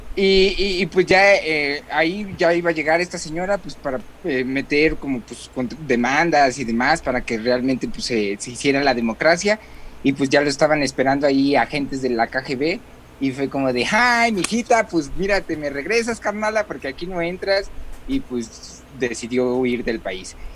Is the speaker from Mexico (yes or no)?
yes; Mexico; lo que conocemos nosotros como mexicanos